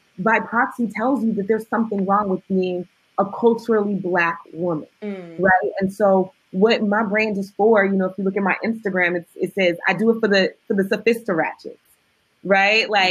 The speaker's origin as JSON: {"language": "English", "town": "Oakland", "region": "California", "country": "United States", "said": "I'm from the hood. I'm from West Oakland, California"}